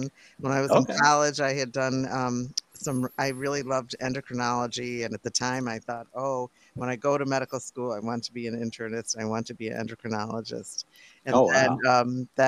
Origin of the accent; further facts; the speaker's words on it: Rochester, New York, United States; now in Boston, United States; where I grew up in Rochester, New York, and it snowed there a lot